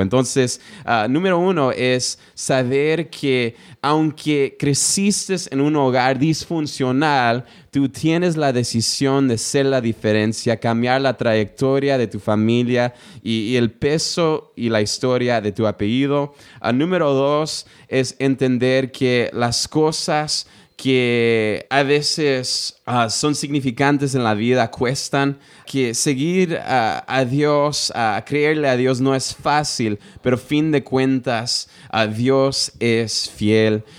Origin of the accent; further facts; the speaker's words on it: United States; yo nací en los Estados Unidos